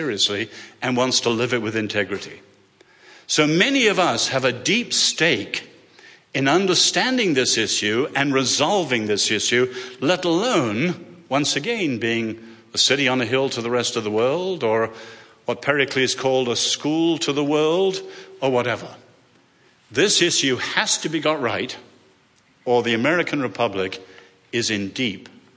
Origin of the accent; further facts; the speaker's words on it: England, United Kingdom; accent: English; moved away; I'm an Englishman